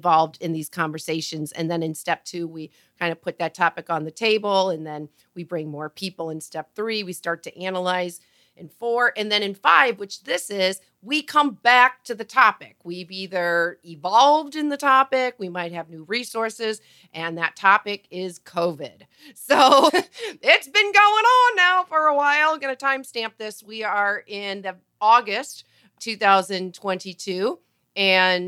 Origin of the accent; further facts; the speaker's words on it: United States; Patrice and I are both from the United States